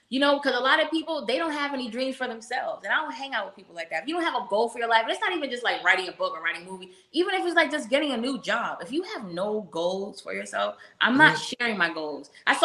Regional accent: upstate New York, United States; I'm not even from New York City. I'm from upstate New York.

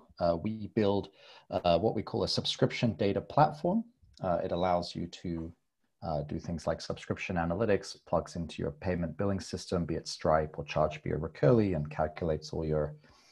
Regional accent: England, United Kingdom; moved away as an adult; also born or lived in Philippines / Berlin, Germany; now in Korea; I'm English, although I haven't actually lived in England now for nearly 10 years.

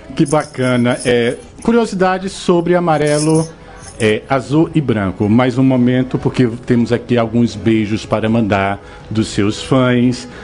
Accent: Northeast Region, Brazil; accent: nordestino

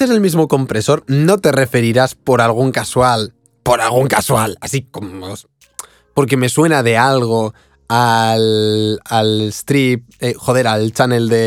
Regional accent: Cuba; Claro, como yo estoy, soy de Cuba, se le llamo grupos.

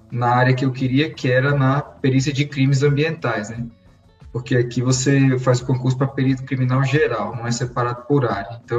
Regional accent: Brasília, Federal District, Brazil; É, eu sou natural aqui de Brasília e eu estudei engenharia florestal na UNB, que é a Universidade de Brasília, que é a federal daqui de Brasília.

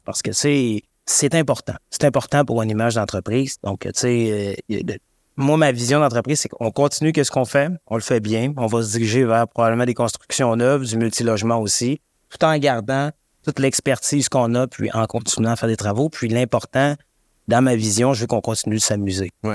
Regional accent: Saguenay, Quebec, Canada; moved away; je viens du Saguenay

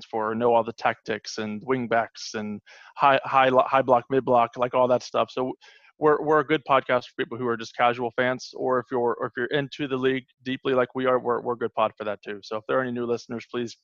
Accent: United States; as an American

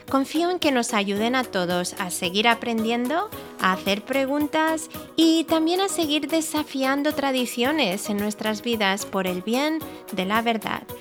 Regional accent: Mallorca, Balearic Islands, Spain; nací, crecí en Mallorca

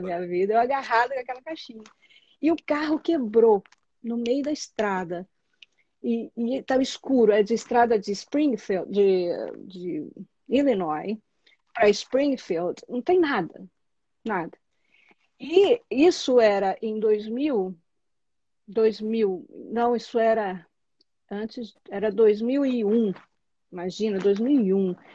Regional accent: Juiz de Fora, Minas Gerais, Brazil; moved away as an adult; also born or lived in São Paulo / Berkeley; eu saí de Juiz de Fora, que é uma cidade pequena, numa, né, assim, interior de Minas Gerais

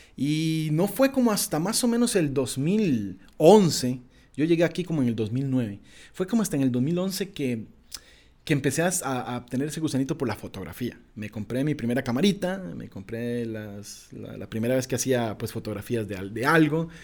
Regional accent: Esparza, Puntarenas, Costa Rica; moved away; also born or lived in Escazú, San José; nací en un pequeñísimo pueblo en el Pacífico el Pacífico Central de Costa Rica, que se llama Esparza, más específicamente en un pueblito que se llama Marañonal

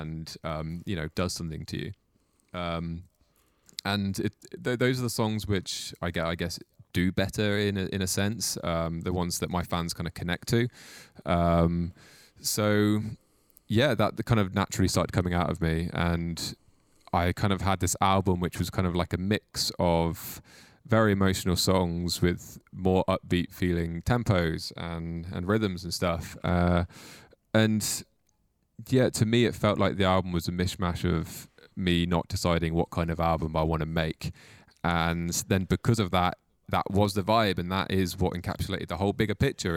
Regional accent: Mid Wales, United Kingdom; now in Cardiff, United Kingdom; I'm from Mid Wales, and I've lived there until I was about fifteen, sixteen. Then I moved to Cardiff

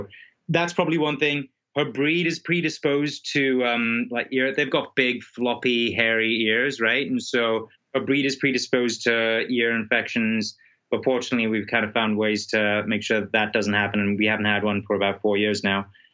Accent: South Africa; I'm from South Africa

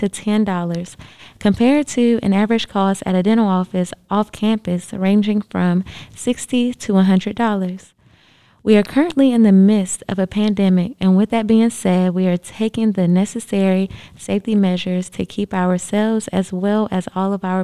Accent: Wilson, North Carolina, United States; I'm from Wilson, North Carolina

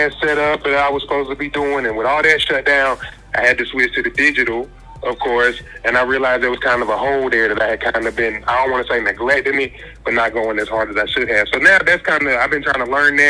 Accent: Greensboro, North Carolina, United States; also born or lived in Durham, North Carolina; I'm from Greensboro, North Carolina

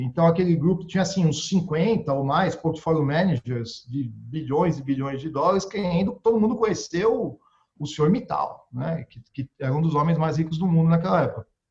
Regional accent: Brazil; eu sou brasileiro

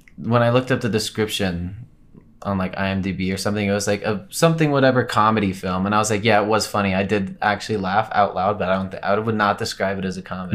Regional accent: Colorado, United States; I'm from Colorado, born and raised.

